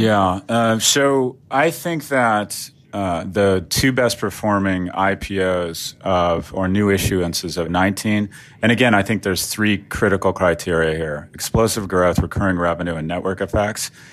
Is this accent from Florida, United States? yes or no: yes; Florida, United States; my home state, Florida